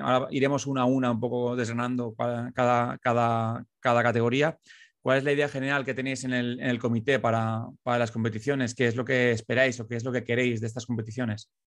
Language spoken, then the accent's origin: Spanish; Valencia, Valencian Community, Spain; los que somos, somos de la capital